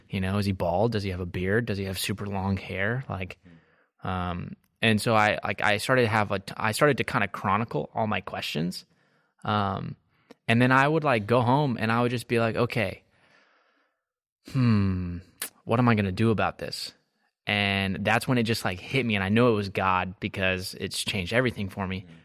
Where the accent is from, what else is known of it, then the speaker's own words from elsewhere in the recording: Texas, United States; now in Marietta, Georgia, United States; I'm from Texas